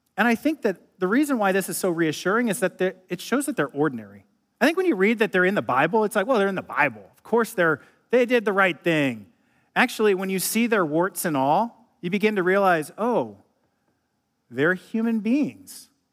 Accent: Ohio, United States; moved away as an adult; also born or lived in Illinois / California; a Midwesterner from Ohio growing up

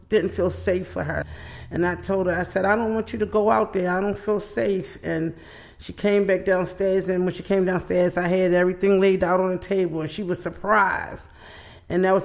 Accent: Baltimore, Maryland, United States; I grew up in East Baltimore. That's where I'm from.

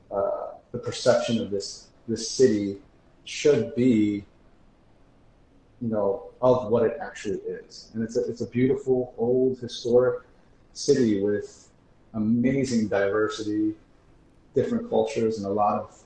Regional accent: Wayne, New Jersey, United States; now in Newark, United States; I grew up in Wayne, New Jersey, the first 20 plus years of my life.

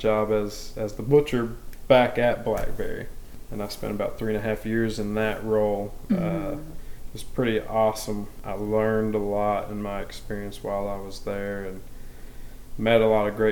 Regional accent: Maryville, Tennessee, United States; I am a Maryville native. I was born in Maryville at Blount Memorial Hospital, and I've lived here my whole life

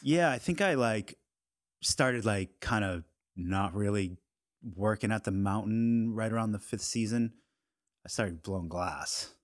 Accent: Norton, Massachusetts, United States; I grew up in, uh, right outside of Boston in a town called Norton

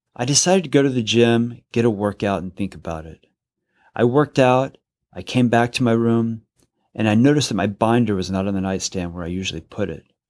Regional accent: San Leon, Texas, United States; now in Los Angeles, United States; I grew up in San Leon, Texas, which is between Houston and Galveston

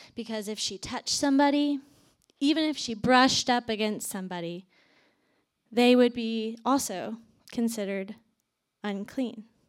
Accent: Virginia, United States; moved away as an adult; also born or lived in Atlanta, Georgia / Athens, Georgia; I am originally from Virginia, moved to Atlanta after college

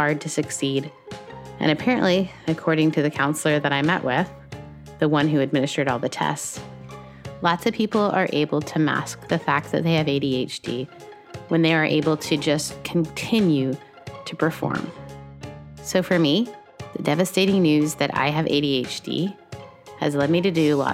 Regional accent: Canada; As a Canadian

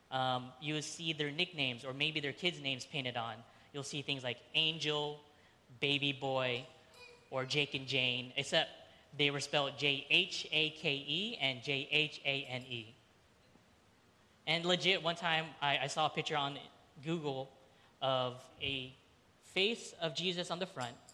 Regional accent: Philippines; And for the majority of Filipinos, I'm Filipino if you didn't know that, um, you were most likely Catholic. It just so happened my mom's side of the family, we were the 10% Protestant that were in the Philippines.

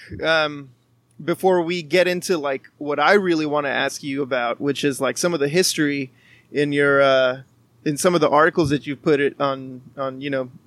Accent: McAllen, Texas, United States; also born or lived in Reynosa, Mexico; growing up in Reynosa and McAllen, which is like South Texas

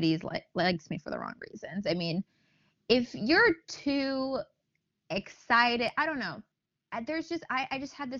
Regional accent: Los Angeles, California, United States; I obviously was born and raised in Los Angeles

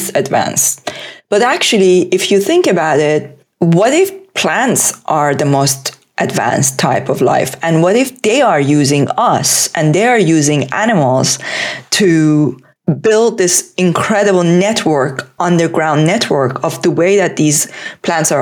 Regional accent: Tehran, Tehran Province, Iran; English is a second language; moved away as an adult; now in United Kingdom; I was born in Tehran.

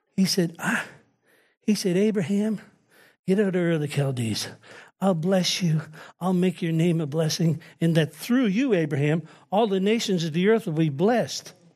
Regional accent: United States; I'm an American

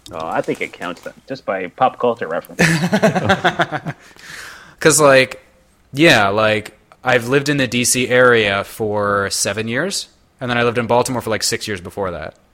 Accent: Toronto, Ontario, Canada; now in Washington, United States; I'm from Toronto.

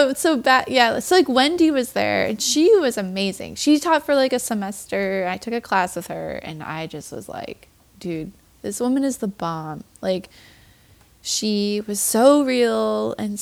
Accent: Midwest, United States; moved away as an adult; now in Hillsdale, NY, United States; I came from the Midwest

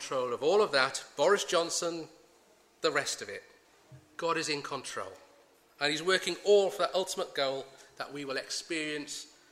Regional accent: United Kingdom; We're British

